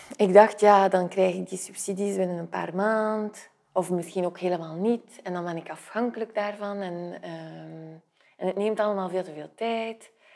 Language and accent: Dutch; Flanders, Belgium; moved away; also born or lived in south of France / Brussels; ben ik Vlaming.